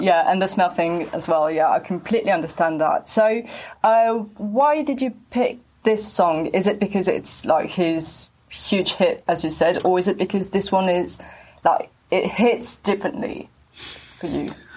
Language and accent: English; France